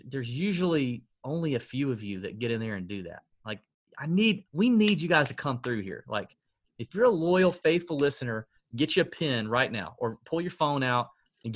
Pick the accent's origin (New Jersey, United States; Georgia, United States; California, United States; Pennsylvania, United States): Georgia, United States; Augusta; growing up in Augusta